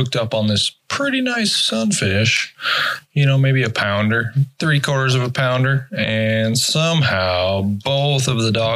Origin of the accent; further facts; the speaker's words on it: Montana, United States; moved away as an adult; now in St. Paul, United States; I grew up in Montana, fourth generation Montanan. Lived in Montana for 38 years of my life